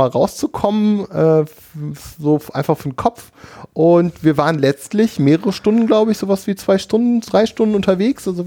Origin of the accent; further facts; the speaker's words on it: Cologne, North Rhine-Westphalia, Germany; In meiner Heimatstadt Köln steht ja eine moderne Moschee